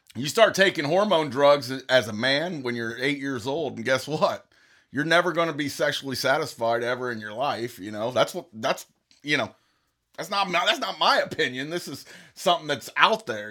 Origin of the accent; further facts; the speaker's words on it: United States; I'm just an American.